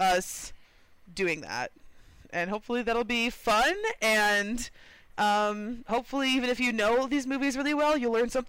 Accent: Texas, United States; moved away; we grew up in Texas

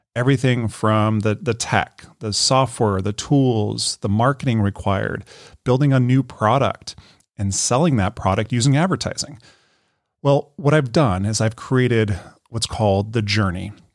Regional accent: Colorado, United States; moved away as an adult; also born or lived in Denver, Colorado; now in Carlsbad, United States; I was born and raised in Colorado. You know, I was a Colorado boy.

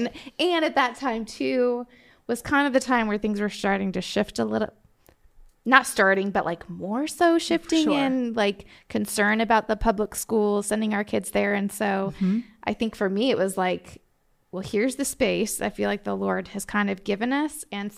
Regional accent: Iowa, United States; So I don't know exactly how much you want to know, but I grew up in Iowa.

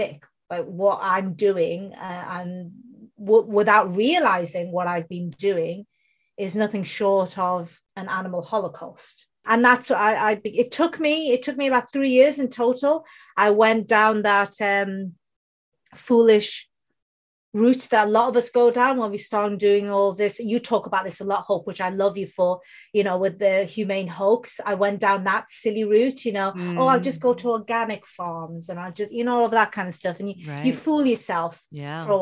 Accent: United Kingdom; first language Bengali; English is a second language; I was born in the UK, you can tell from my accent, I don't have an Indian accent

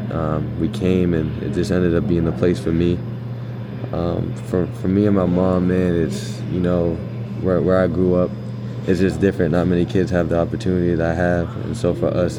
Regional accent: Somerville, Massachusetts, United States; I'm from Somerville, Massachusetts

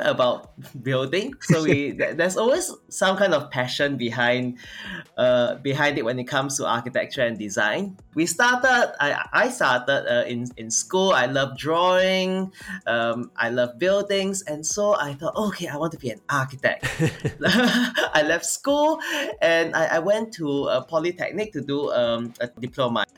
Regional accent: Singapore; I'm from Singapore

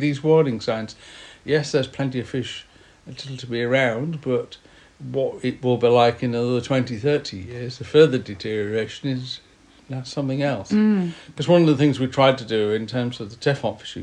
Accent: Yorkshire and the Humber, United Kingdom; accent: northern; also born or lived in Kew; now in Tisbury, United Kingdom; I was brought up in West Yorkshire

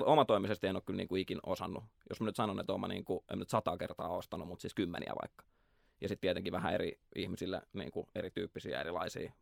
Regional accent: Nurmijärvi, Uusimaa, Finland; Mä oon Nurmijärveltä, Klaukkalasta, Landelta

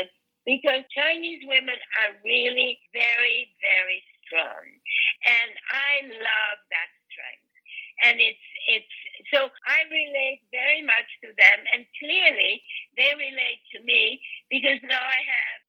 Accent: Belgium; moved away as an adult; also born or lived in Europe / America; now in United States; I was born in Belgium, and I was raised in Europe, and I only came to America when I was 22

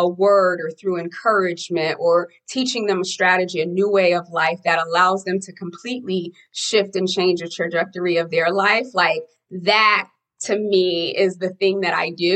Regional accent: Haiti; moved away; I'm an immigrant from Haiti

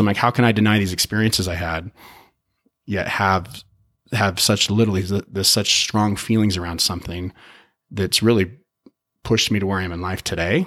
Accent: Utah, United States; also born or lived in Chicago; I grew up. I grew up here in Utah. Moved, did a little stint, moved to Chicago when I was oh, nine

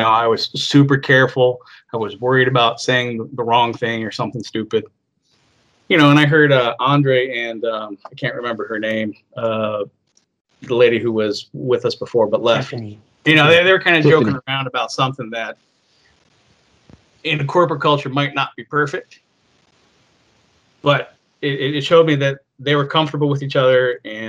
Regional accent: Chicago, Illinois, United States; also born or lived in Seattle / Texas / Arizona / California; now in Idaho, United States; I was born in Seattle, raised in the suburb of Chicago.

